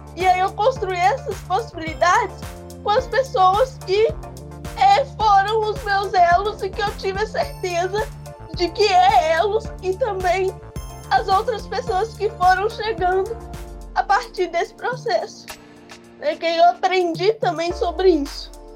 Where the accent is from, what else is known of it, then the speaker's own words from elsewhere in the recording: Minas Gerais, Brazil; eu sou de Minas.